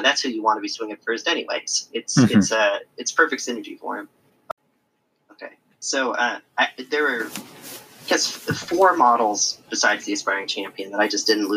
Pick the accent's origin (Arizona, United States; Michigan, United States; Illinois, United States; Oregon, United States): Illinois, United States; moved away; I'm originally from Illinois. Schaumburg, where Adepticon is held, is not too far from where I lived for a really, really long time